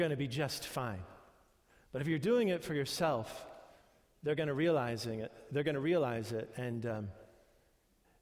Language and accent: English; New York, United States; moved away; I had mostly Jewish friends when I grew up in New York